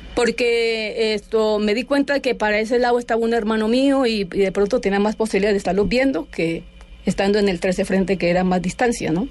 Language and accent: Spanish; Palestina, Huila, Colombia; Yo soy de Palestina, yo nací en, en Palestina, Huila